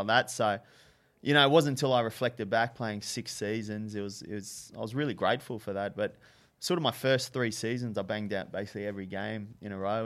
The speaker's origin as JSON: {"language": "English", "town": "Brisbane", "region": "Queensland", "country": "Australia", "tie": "born or raised there", "said": "from Brisbane originally."}